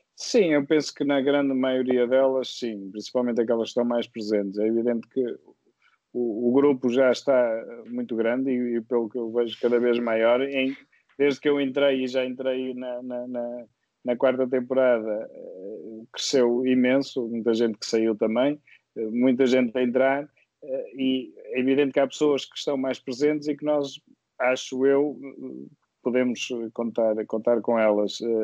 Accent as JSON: {"language": "Portuguese", "town": "Viseu", "region": "Centro", "country": "Portugal", "moved": "as an adult", "lives_now": "Porto, Portugal", "said": "eu sou de Viseu e, e vim para o Porto estudar"}